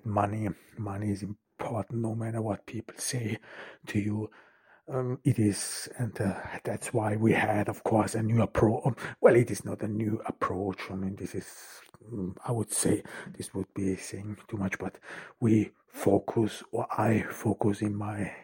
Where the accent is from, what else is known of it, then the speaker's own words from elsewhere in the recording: Ordu, Turkey; I'm here in Turkey, in Ordu, in my hometown